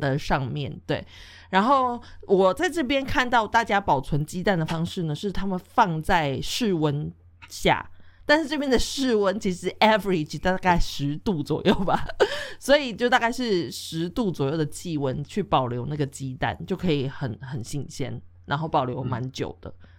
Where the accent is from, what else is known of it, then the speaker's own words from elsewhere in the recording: Taiwan; moved away; also born or lived in Europe; 我们来自的国家不一样，像台湾就是一个非常 气候就是潮湿啊、闷热嘛